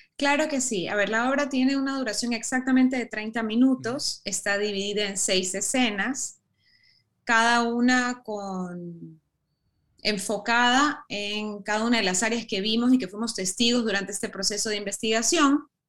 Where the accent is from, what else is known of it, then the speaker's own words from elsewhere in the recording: Ecuador; also born or lived in United States; tengo raíces europeas, pero he vivido toda mi vida en el Ecuador, me siento muy ecuatoriana